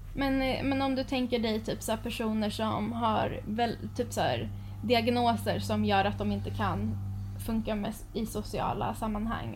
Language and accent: Swedish; Sweden; som svensk